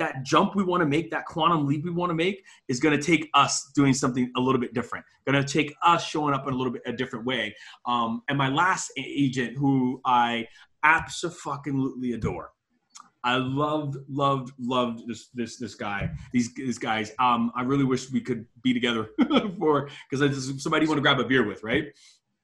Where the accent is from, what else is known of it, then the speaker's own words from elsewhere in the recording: Miami, Florida, United States; I'm from Miami.